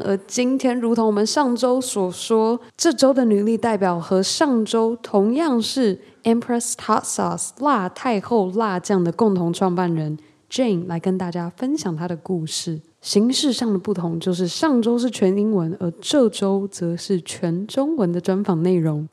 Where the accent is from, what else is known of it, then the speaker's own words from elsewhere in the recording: Taiwan; 我们从小在台湾长大